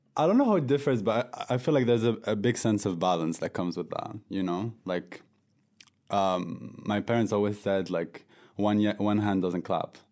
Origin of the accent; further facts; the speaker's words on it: France; moved away as an adult; I was born and raised in France from a North African background